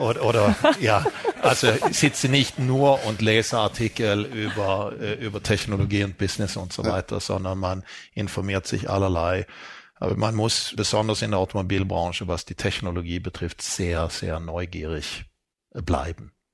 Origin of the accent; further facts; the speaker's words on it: Sweden; moved away; ich bin in Schweden aufgewachsen